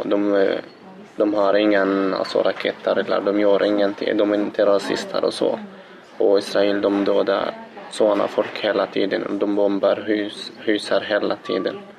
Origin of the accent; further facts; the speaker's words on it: Gaza, Gaza Strip, Palestine; Swedish is a second language; moved away as an adult; now in Gothenburg, Sweden; Jag är född i Gaza. Jag är palestinamedborgare. Jag kom till Sverige för fyra år sedan.